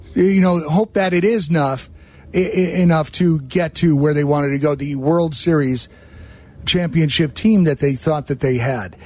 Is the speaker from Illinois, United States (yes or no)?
yes; Chicago, Illinois, United States; born or raised there